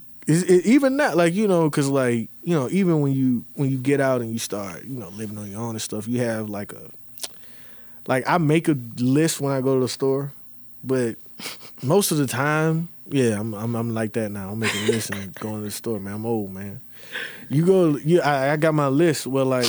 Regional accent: Charlotte, North Carolina, United States; So, you know, I got people I grew up with in Charlotte, you know, all over, you know, the Carolinas usually, but Atlanta, you know.

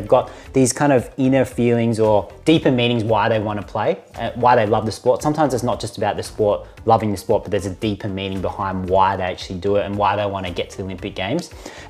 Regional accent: Australia; because we're Australian

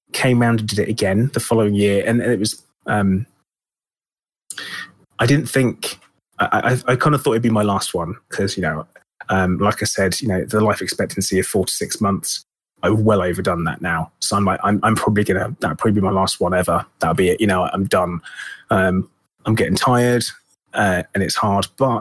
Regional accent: United Kingdom; being British

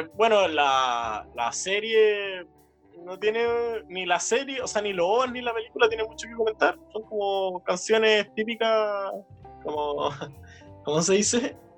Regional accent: Viña del Mar, Valparaíso, Chile; nosotros somos de Viña en general

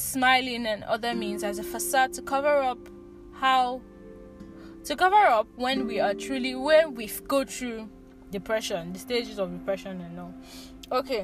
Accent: Nigeria; grow up as a Nigerian, living in Nigeria

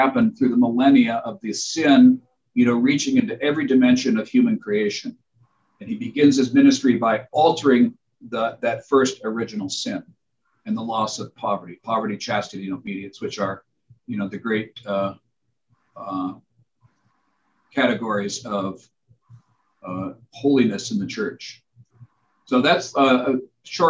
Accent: Spokane, Washington, United States; in my house growing up in Spokane, Washington

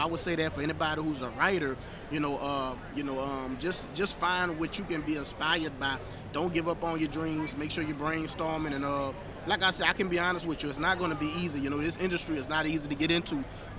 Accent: New Orleans, Louisiana, United States; moved away; Originally, I'm from Louisiana. Like I said, we came from New Orleans

